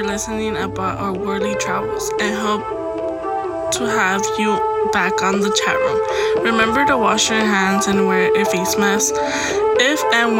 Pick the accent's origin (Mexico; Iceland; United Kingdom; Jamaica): Mexico; Jalisco; now in United States; I went to my hometown in Jalisco, Mexico.